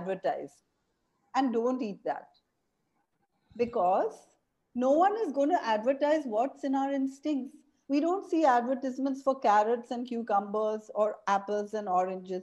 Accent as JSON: {"language": "English", "town": "Mumbai", "region": "Maharashtra", "country": "India", "tie": "born or raised there", "moved": "as an adult", "lives_now": "Auroville, India", "said": "I was a child growing up in Bombay"}